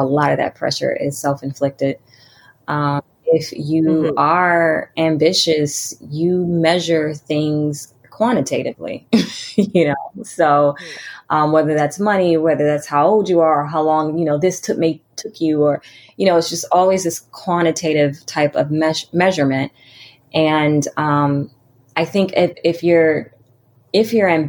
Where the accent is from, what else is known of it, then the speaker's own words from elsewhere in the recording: Washington, District of Columbia, United States; moved away; I'm from Washington, D.C.